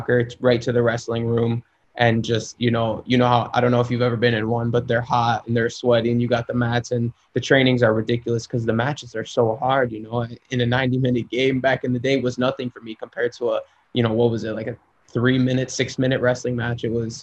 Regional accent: Schaumburg, Illinois, United States; moved away; I grew up in Schaumburg, Illinois, which is a suburb outside of the city

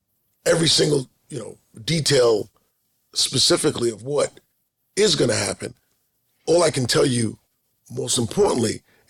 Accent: New York City, New York, United States; as a New Yorker, I'll say New York City, but I am talking about Queens.

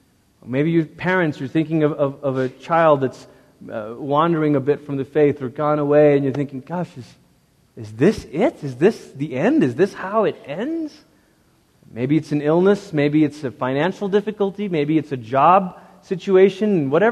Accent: Malaysia; And I grew up in Malaysia.

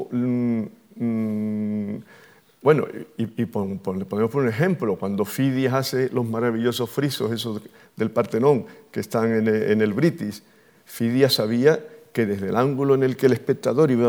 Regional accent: Andalusia, Spain; pues soy andaluz

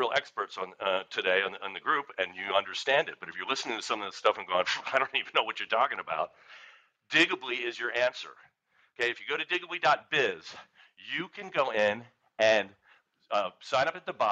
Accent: Philadelphia, Pennsylvania, United States; I'm from Philadelphia

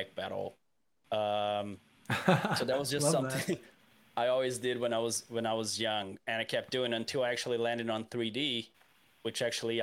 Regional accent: Brazil; now in Vancouver, Canada; I'm originally from Brazil

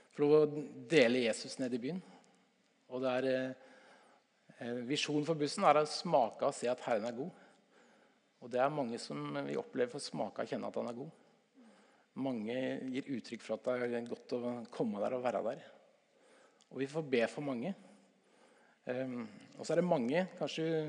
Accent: Stokke, Vestfold, Norway; also born or lived in Tønsberg; jeg er fra Stokke i Vestfold

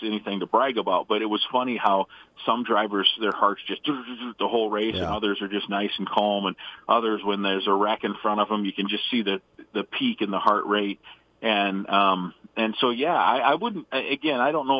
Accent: Iowa, United States; now in Minnesota, United States; I grew up in Iowa

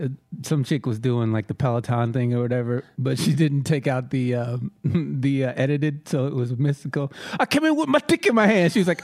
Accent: Queens, New York, United States; I was raised out in Queens.

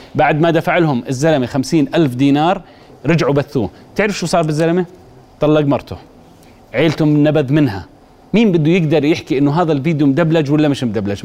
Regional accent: Jordan; عندنا بالأردن

